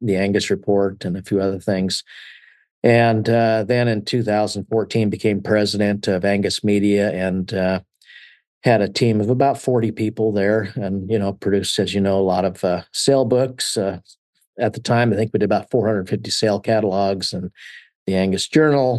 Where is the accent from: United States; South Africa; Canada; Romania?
United States; Colorado; I grew up in Colorado and kind of split time between living in town and being out on my grandpa's ranch. My dad was a minister, so we moved around quite a bit